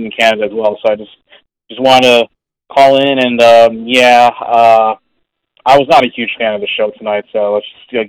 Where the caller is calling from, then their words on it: Chicago, Illinois, United States; I'm calling all the way from Chicago, Illinois.